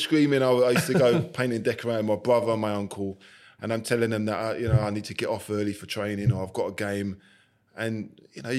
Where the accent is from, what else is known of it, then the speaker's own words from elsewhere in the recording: London, United Kingdom; And I'm a London boy. I was born in Forest Gate, East London. The only time I came out of London was on a coach to go and play football.